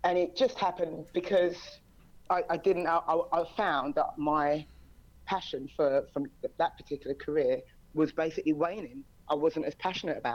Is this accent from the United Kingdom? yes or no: yes; England, United Kingdom; moved away as an adult; also born or lived in United States; now in China; I'm from England, so coached in England